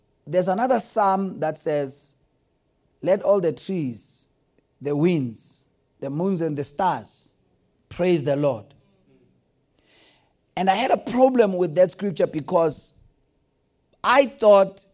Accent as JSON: {"language": "English", "town": "Delmas", "region": "Mpumalanga", "country": "South Africa", "tie": "born or raised there", "said": "I grew up in Delmas"}